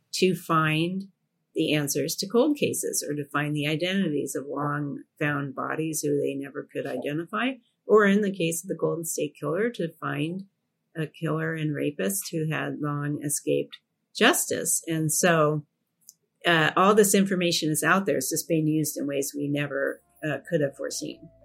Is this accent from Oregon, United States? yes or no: yes; Portland, Oregon, United States; when I was growing up in Portland